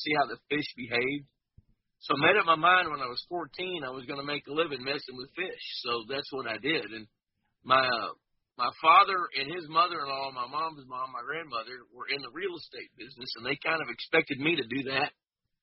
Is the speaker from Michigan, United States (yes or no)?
no; Fort Worth, Texas, United States; I grew up in Fort Worth, Texas, in a suburb